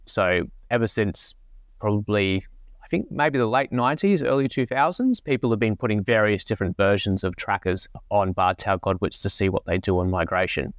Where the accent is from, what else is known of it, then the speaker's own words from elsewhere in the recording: Brisbane, Queensland, Australia; I grew up in Brisbane